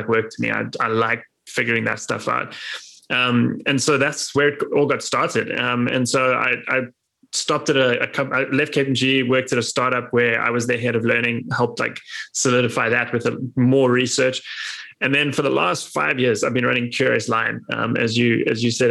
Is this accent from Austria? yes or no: no; South Africa; moved away as an adult; now in New York City, United States; Growing up in South Africa